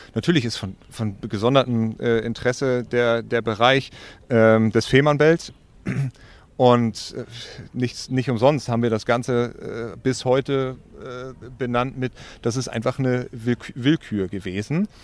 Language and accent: German; Wedel, Schleswig-Holstein, Germany; ich bin in Wedel, westlich von Hamburg, äh, geboren und aufgewachsen